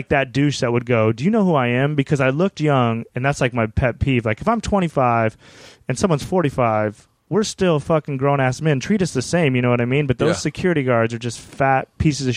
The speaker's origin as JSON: {"language": "English", "region": "Wyoming", "country": "United States", "tie": "born or raised there", "moved": "yes", "lives_now": "Hollywood, United States", "said": "we grew up in Wyoming."}